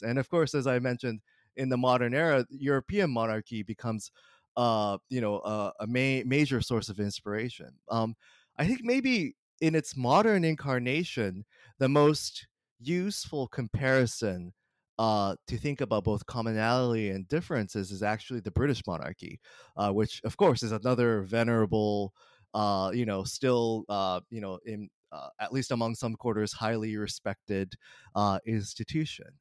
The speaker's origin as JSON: {"language": "English", "region": "Kanagawa", "country": "Japan", "tie": "born or raised there", "moved": "as an adult", "lives_now": "Boston, United States", "said": "I grew up mostly in uh, Kanagawa Prefecture, which is just south of Tokyo"}